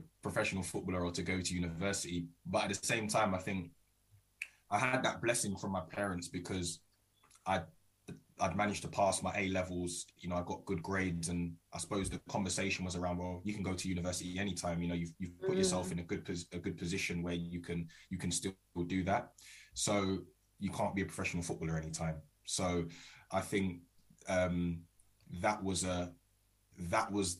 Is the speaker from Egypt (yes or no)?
no; Croydon, London, United Kingdom; I am originally from South London, Croydon. So I played for my local team, Croydon, and was there till the age of 16